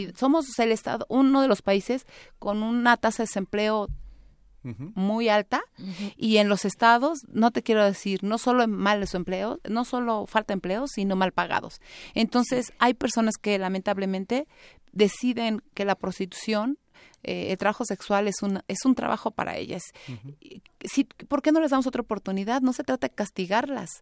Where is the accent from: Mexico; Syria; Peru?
Mexico; Tlaxcala; yo amo mi tierra. Es, un lugar maravilloso, es un estado muy pequeño